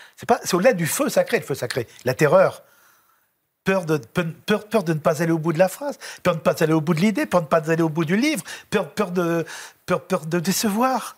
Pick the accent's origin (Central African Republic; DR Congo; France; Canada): France; Lyon, Auvergne-Rhône-Alpes; now in Paris, France; je suis un petit lyonnais